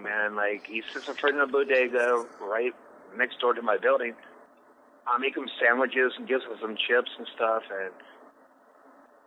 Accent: Norfolk, Virginia, United States; accent: Southern; now in New York, United States; I'm from Norfolk, Virginia

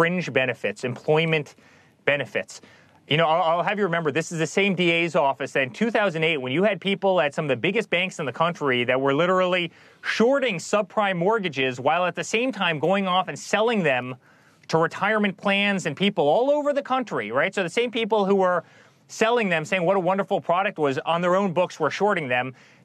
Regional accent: New York City, New York, United States; moved away; I'm a New Yorker

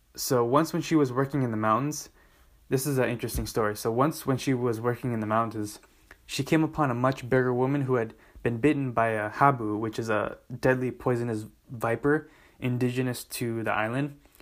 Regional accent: Southern California, United States; my home state of Southern California.

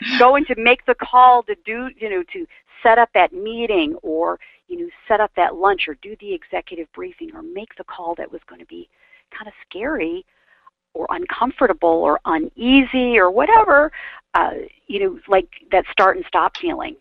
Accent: Aurora, Illinois, United States; moved away as an adult; also born or lived in Chicago, Illinois / Atlanta, Georgia / Florida; grew up in the suburbs of Chicago

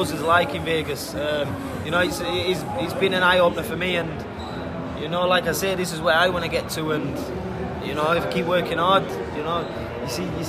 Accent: Sheffield, Yorkshire and the Humber, United Kingdom; my hometown in Sheffield

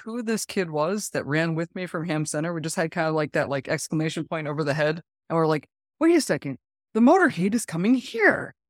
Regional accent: New England, United States; moved away; I'm from New England

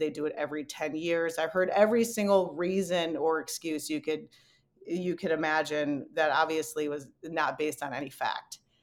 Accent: Detroit, Michigan, United States; moved away; I was born and raised in Detroit

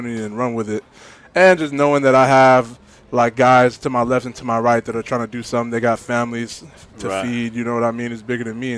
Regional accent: Oregon, United States; Oregon, I'm not from Cali. I would say West Coast

